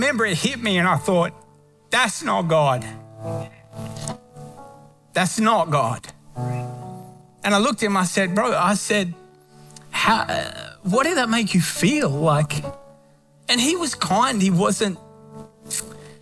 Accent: Australia; moved away; Australia back home

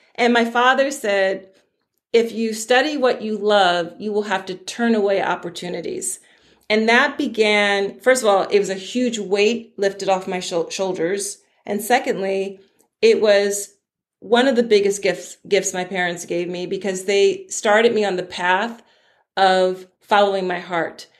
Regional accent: Philadelphia, Pennsylvania, United States; I'm from Philadelphia on the East Coast of the United States.

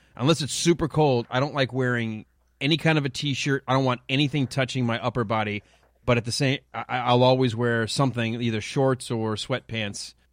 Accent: Detroit, Michigan, United States; Growing up in Detroit

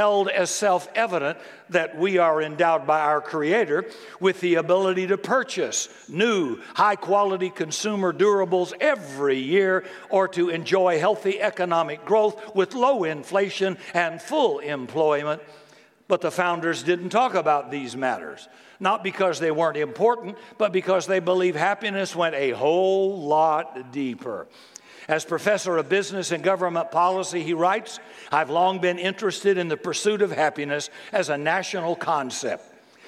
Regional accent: Seattle, Washington, United States; which one of my values, learned during my growing up in Seattle and practiced during my career as a university professor, were the most conducive to my happiness.

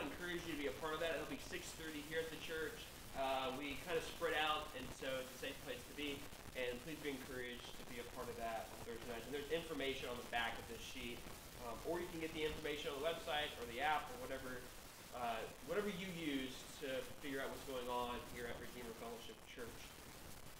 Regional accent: Memphis, Tennessee, United States; also born or lived in Bartlett, Tennessee; I grew up in the South. I grew up in Memphis, Tennessee

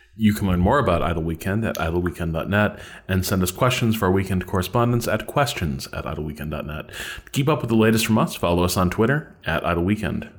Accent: Chicago, Illinois, United States; I'm from Chi, I'm from the Chicago area.

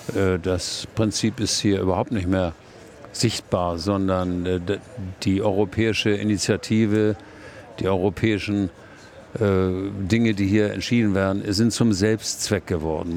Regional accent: Germany; ich bin Deutscher und zahle meine Steuern in Deutschland.

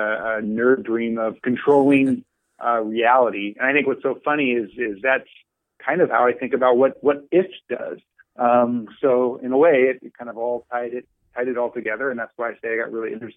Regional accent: just south of Dallas, Texas, United States; moved away as an adult; now in San Francisco Bay Area, United States; I was born and raised just south of Dallas

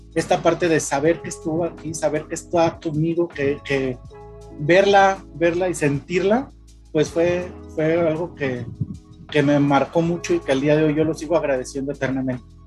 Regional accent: Guadalajara, Jalisco, Mexico; nosotros somos de Guadalajara

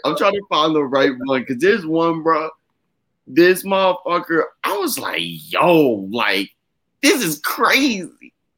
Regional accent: Virginia, United States; I'm an Aries from Virginia

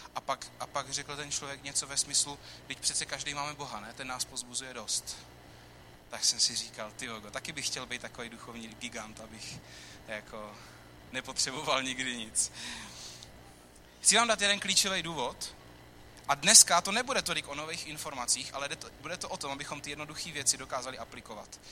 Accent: Czechia; my jako Češi

